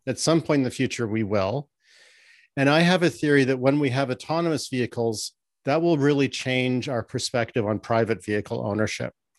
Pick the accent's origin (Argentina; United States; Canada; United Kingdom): Canada; I'm Canadian.